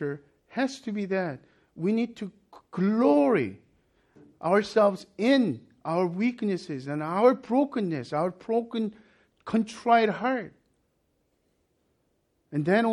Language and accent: English; South Korea; moved away; when I was growing up in Korea